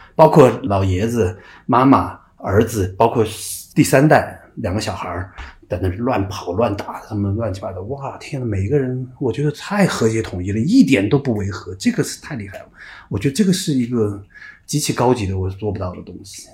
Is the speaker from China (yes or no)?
yes; Sichuan, China; also born or lived in Dalian, Liaoning, China; 在大连长大到六岁就回到四川去上学了